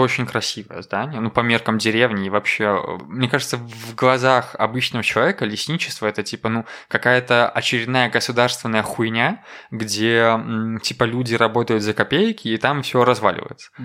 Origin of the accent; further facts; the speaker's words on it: Koziki, Belarus; now in Minsk, Belarus; я на хуторе родился, там прям ну, буквально лес. И мне очень нравится мое детство просто